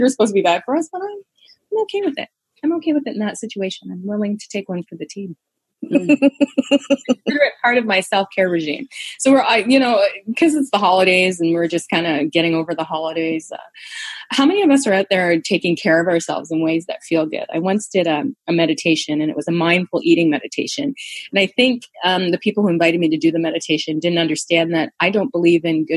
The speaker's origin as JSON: {"language": "English", "country": "Canada", "said": "I'm Canadian"}